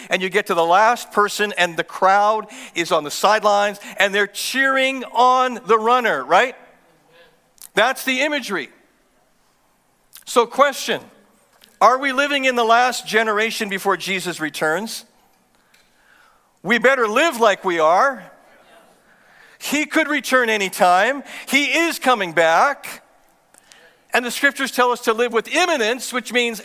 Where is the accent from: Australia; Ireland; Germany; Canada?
Canada; I'm from Canada and I'm a pastor